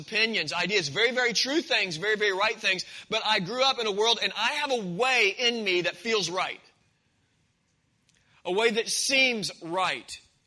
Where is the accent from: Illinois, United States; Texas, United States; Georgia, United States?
Illinois, United States; Marion; I grew up in Marion, Illinois, in a Christian home.